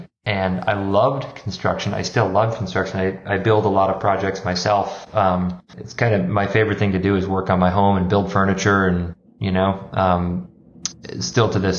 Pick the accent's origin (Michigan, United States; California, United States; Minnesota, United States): Minnesota, United States; moved away as an adult; also born or lived in Wisconsin / Rome / San Francisco; I grew up in Minnesota